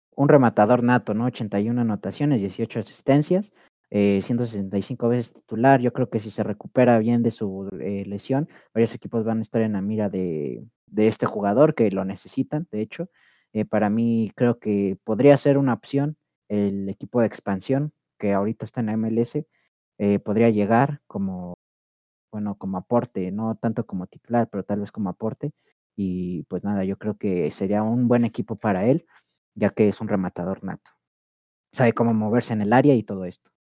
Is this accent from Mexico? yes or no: yes; Mexico; acá en México